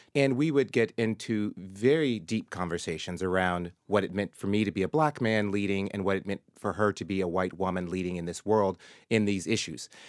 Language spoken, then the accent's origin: English; Murfreesboro, Tennessee, United States; moved away; my early days growing up in Tennessee